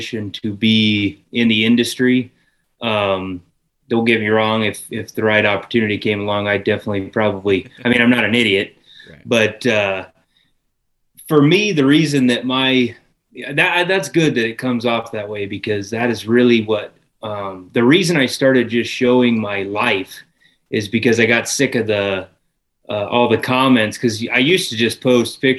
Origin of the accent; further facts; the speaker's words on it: Northwest Nebraska, United States; I'm an electrician from Northwest Nebraska.